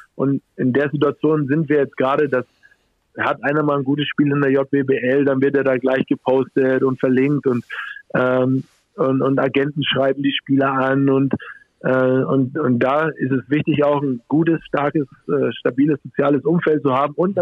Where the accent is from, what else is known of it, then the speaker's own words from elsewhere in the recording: Germany; hier bei uns in Deutschland